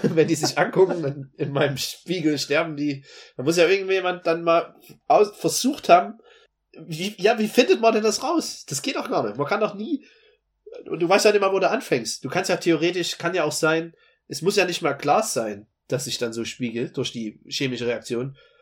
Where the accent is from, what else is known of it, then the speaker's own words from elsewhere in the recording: Dresden, Saxony, Germany; moved away; sage ich meistens äh, aus Dresden, weil das sonst kein anderer Mensch kennt in der Welt, wo ich sonst her bin